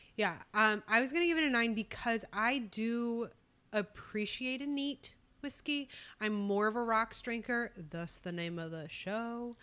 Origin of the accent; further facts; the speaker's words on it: Texas, United States; also born or lived in California; We're both Texas girls, though, uh, deep down